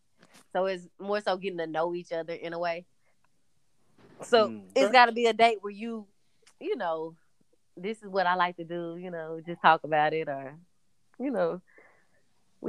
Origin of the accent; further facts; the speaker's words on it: Palestine, Texas, United States; moved away; also born or lived in Dallas, Texas; I lived in Dallas for years, but I'm actually from Palestine, Texas, which is super country.